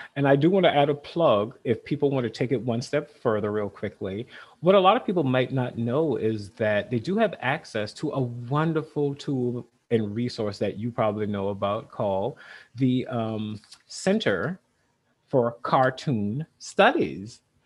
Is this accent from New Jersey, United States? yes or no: no; South Carolina, United States; now in Vermont, United States; I grew up in South Carolina, very rural